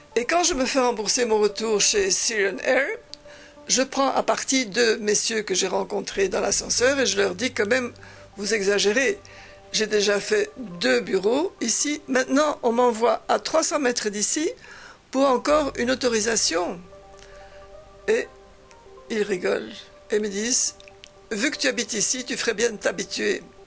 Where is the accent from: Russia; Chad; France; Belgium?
Belgium; moved away; also born or lived in Spain; je viens de Belgique